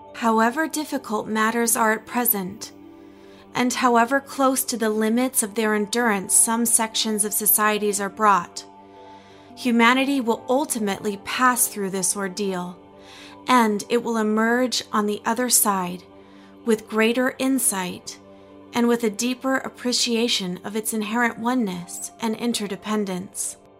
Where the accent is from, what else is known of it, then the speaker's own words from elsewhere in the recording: Logan, Utah, United States; I was raised in Logan, Utah, as a Baha'i